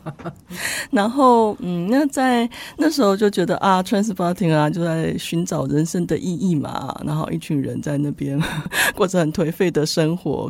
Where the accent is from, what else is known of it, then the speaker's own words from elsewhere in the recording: Taiwan; moved away as an adult; also born or lived in Kraków, Poland; “哎，你你是哪里来的？哦，你是台湾来的啊？你会不会说中文？”呃，我说我会啊。